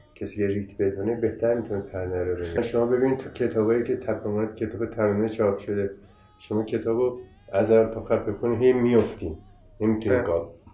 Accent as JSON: {"language": "Persian", "country": "Iran", "said": "خودم ایرانی هستم"}